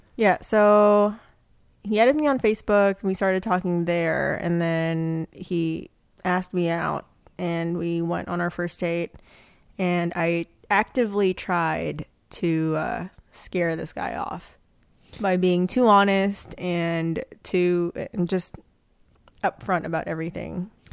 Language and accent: English; Philippines; moved away; I grew up in the Philippines